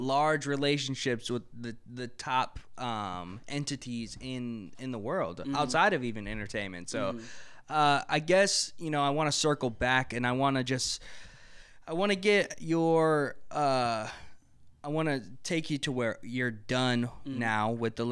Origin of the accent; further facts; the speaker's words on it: Milwaukee, Wisconsin, United States; 62nd right here. That's where I grew up